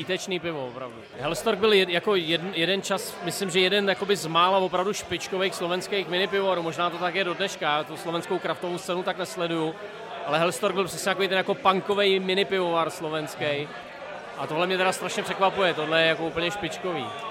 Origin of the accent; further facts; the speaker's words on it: Brdy, Central Bohemian Region, Czechia; Já hrozně rád, že jsem z Brd